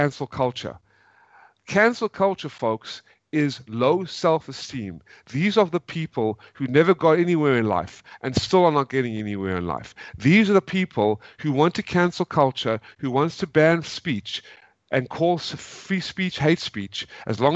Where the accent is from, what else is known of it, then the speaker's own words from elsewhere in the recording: South Africa; now in United States; I'm originally from South Africa, folks. We had to leave in 1995, coming to America